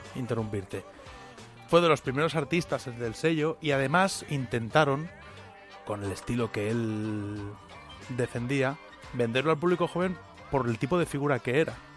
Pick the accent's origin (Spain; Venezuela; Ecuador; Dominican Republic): Spain; somos españoles